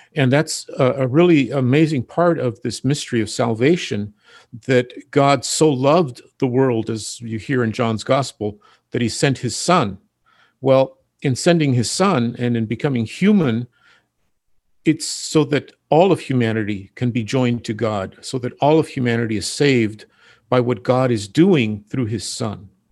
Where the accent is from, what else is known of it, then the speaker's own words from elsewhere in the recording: Ventura, California, United States; now in Santa Barbara, United States; I am originally from Ventura